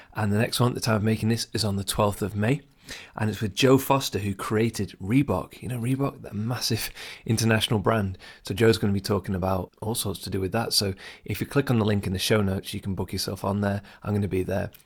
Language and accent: English; England, United Kingdom; first language English; I'm English. I'm a native English speaker.